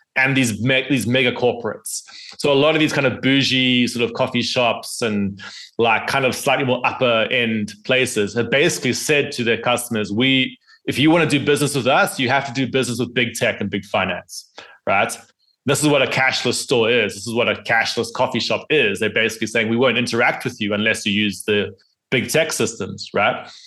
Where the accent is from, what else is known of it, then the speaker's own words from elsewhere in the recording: South Africa; my home country of South Africa